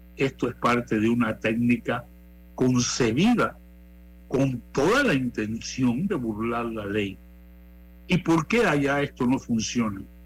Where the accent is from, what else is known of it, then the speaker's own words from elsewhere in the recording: Panama; nosotros como panameños